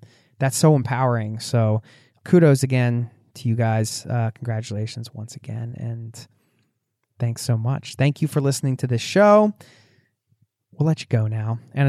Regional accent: Atlanta, Georgia, United States; We're from Atlanta, Georgia, and plan to live in our fifth wheel for the foreseeable future

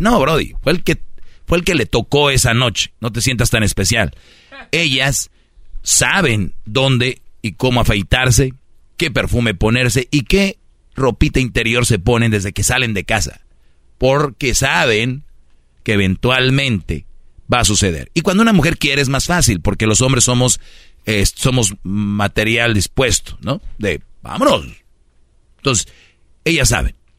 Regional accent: Monterrey, Nuevo León, Mexico; en Monterrey también son somos de, de, luchas, tenemos nuestra arena

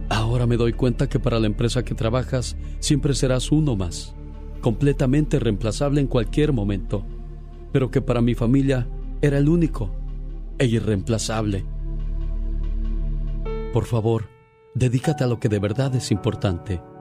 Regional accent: Puebla, Mexico; moved away; Yo soy... salí de Puebla.

